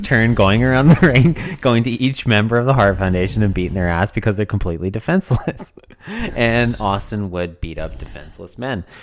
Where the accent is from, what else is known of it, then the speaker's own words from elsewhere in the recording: Canada; being a Canadian kid